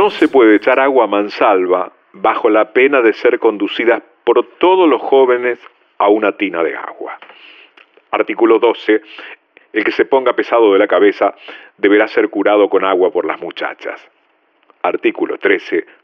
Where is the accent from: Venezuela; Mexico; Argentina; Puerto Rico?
Argentina; Dominico, Buenos Aires Province; Soy de Domínico.